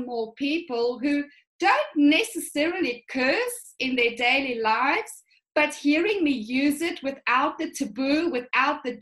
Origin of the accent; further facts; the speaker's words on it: South Africa; I come from a really conservative upbringing. So I'm from the Afrikaans culture